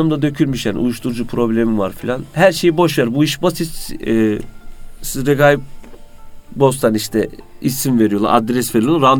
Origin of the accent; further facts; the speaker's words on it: Konya, Turkey; now in Istanbul, Turkey; 37 ee, yaşındayım. Konyalıyım. İstanbul Fatih'te oturuyorum.